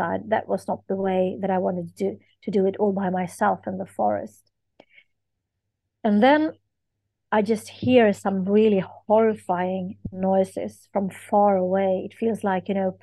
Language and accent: English; Sweden; I am from Sweden